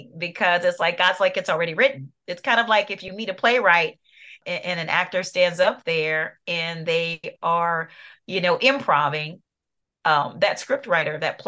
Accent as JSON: {"language": "English", "town": "New Orleans", "region": "Louisiana", "country": "United States", "moved": "yes", "lives_now": "Atlanta, United States", "said": "I'm in Atlanta, Georgia. That's where we reside now. I'm originally from New Orleans, Louisiana"}